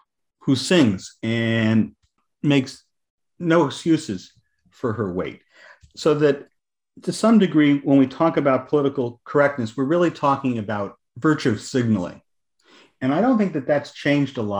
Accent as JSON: {"language": "English", "region": "Southern California", "country": "United States", "tie": "born or raised there", "also_born_or_lived": "eastern United States", "moved": "as an adult", "said": "I grew up in Southern California"}